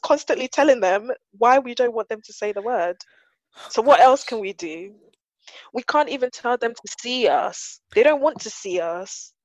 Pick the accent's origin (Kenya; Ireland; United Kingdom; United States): United Kingdom; London; I grew up in South London